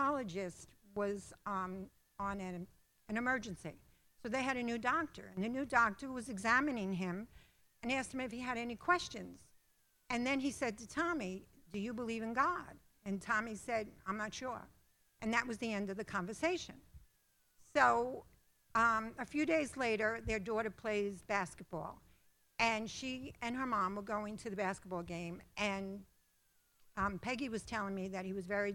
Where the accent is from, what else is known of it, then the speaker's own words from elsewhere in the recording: New York City, New York, United States; moved away as an adult; Mike and I were born and raised in the Bronx